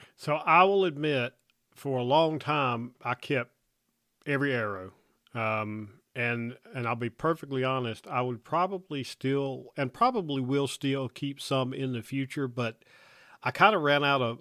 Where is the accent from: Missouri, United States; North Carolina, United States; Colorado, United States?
North Carolina, United States; growing up in North Carolina. I got to I got to hunt in snow a bit there